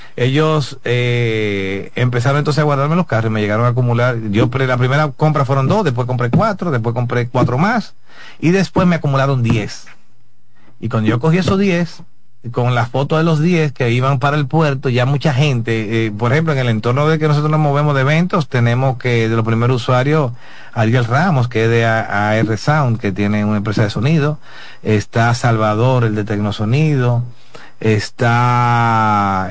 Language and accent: Spanish; Dominican Republic